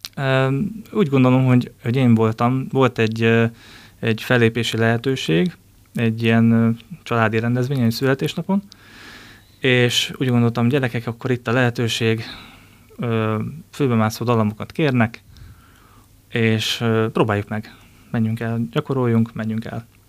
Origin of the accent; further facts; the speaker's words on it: Ács, Komárom-Esztergom, Hungary; also born or lived in Dresden; én Ácsról származom